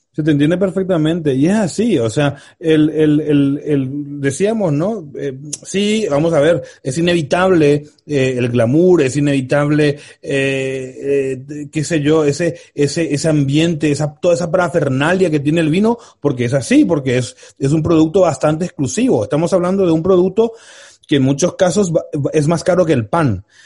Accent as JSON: {"language": "Spanish", "country": "Spain", "said": "en España tenemos la cosa"}